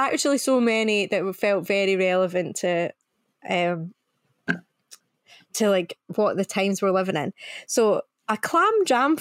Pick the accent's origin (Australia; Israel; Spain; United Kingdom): United Kingdom; Scotland; accent: Scottish; my proper Scottish accent